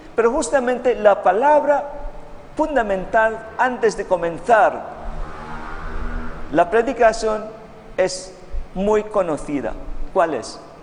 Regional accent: Philippines; Spanish is a second language; moved away; Sí, yo no soy chino, soy filipino

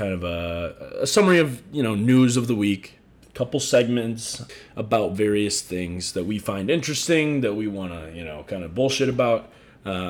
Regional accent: Chicago, Illinois, United States; moved away; I'm from Chicago.

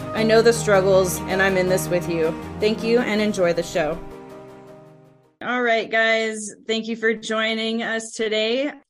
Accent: San Francisco Bay Area, California, United States; moved away as an adult; now in Reno, United States; I'm your host … I was born and raised in the San Francisco Bay Area

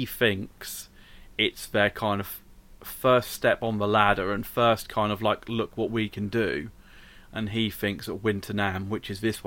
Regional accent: East of England, United Kingdom; It's yeah, I'm from Norfolk.

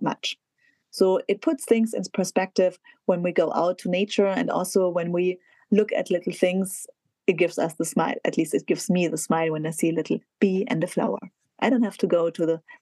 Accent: south of Munich, Bavaria, Germany; my hometown south of Munich, home village south of Munich

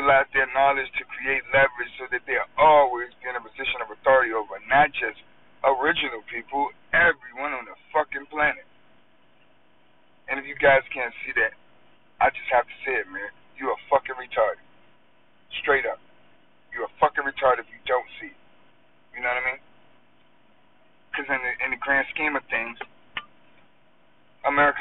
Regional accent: United States; I was born in the United States and I live here

